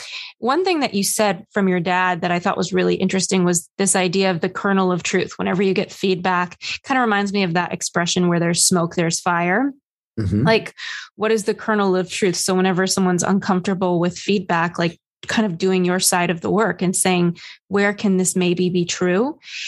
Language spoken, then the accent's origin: English; New York, United States; Oh my gosh. I hit a low as a New Yorker, Ethan, just the other day.